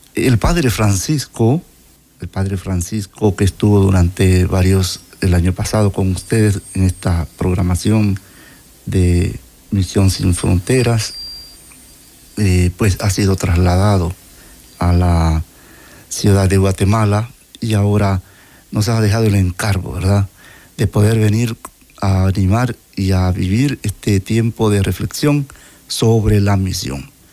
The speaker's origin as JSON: {"language": "Spanish", "country": "Panama", "said": "Soy panameño"}